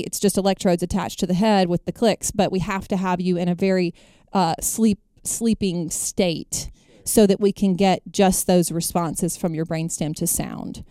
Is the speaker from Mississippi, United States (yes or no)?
yes; Jackson, Mississippi, United States; I hail from Jackson, Mississippi. Born and bred in Mississippi